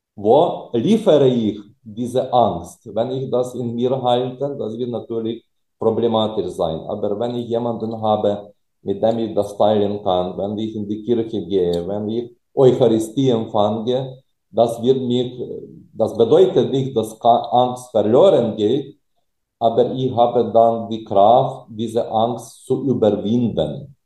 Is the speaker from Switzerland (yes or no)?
no; Germany; bei uns in Deutschland